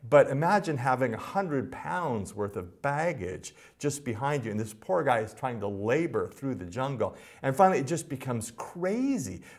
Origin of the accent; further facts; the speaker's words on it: Los Angeles, California, United States; Because I'm from Los Angeles and most agricultural metaphors are a stretch for me.